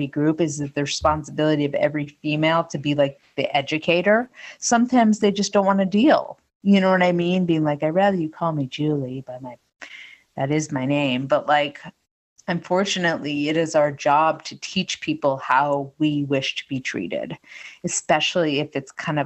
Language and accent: English; New England, United States; I grew up in New England